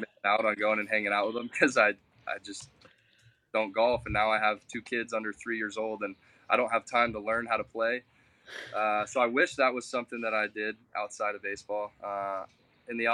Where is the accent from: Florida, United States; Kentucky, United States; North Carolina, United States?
Florida, United States; De Leon Springs; also born or lived in Port Orange, Florida / DeLand, Florida; I grew up in DeLeon Springs